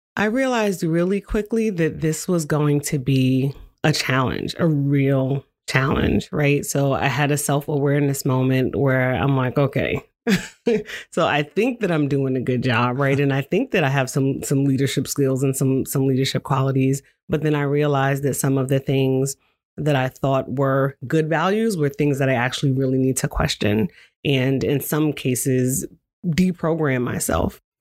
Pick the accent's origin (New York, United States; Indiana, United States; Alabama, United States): New York, United States; moved away as an adult; also born or lived in Washington, D.C.; now in Salem, United States; I'm originally from New York.